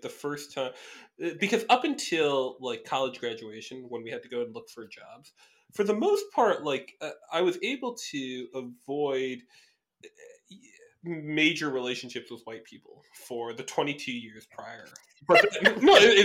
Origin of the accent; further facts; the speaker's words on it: Midwest, United States; now in Chicago, United States; Midwest grown, ABC, American born Chinese